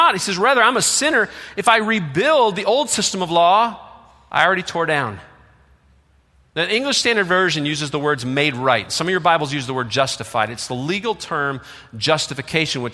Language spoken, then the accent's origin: English; Detroit, Michigan, United States; moved away; also born or lived in Virginia; I grew up outside of Detroit, and my family, we lived in Detroit, and then in the late 60s, like most other white families, moved out of the city.